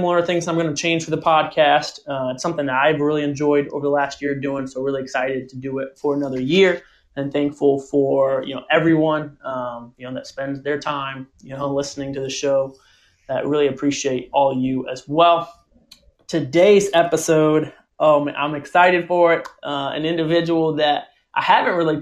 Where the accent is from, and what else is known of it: Pettisville, Ohio, United States; born or raised there